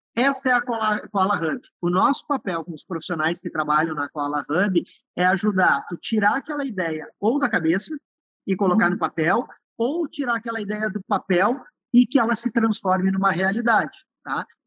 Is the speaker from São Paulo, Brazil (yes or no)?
no; on the border with Uruguay, Rio Grande do Sul, Brazil; Nasci numa cidadezinha no interior do Rio Grande do Sul, na fronteira com o Uruguai, sou descendente de uruguaio